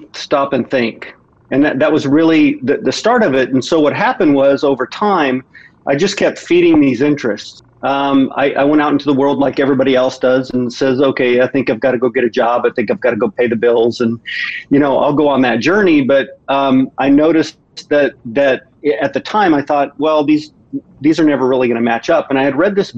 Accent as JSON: {"language": "English", "region": "Midwest", "country": "United States", "tie": "born or raised there", "said": "I grew up in the Midwest"}